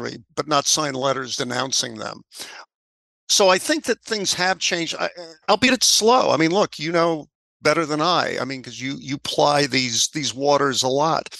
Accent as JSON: {"language": "English", "region": "New York", "country": "United States", "said": "I'm a New Yorker"}